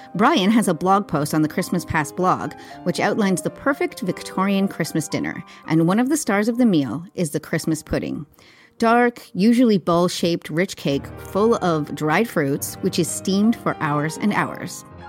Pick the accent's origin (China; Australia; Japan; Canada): Canada; moved away as an adult; now in London, United Kingdom; I am Canadian, but moved to London in 2016